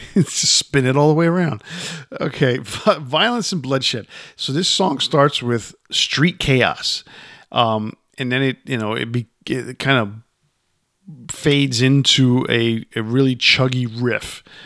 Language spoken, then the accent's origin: English; Yonkers, New York, United States; I grew up in Yonkers